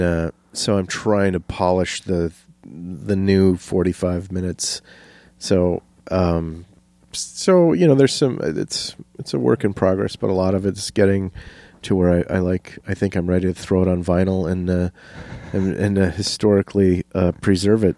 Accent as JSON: {"language": "English", "town": "Menomonie", "region": "Wisconsin", "country": "United States", "tie": "born or raised there", "also_born_or_lived": "Minnesota", "moved": "yes", "said": "it's my hometown"}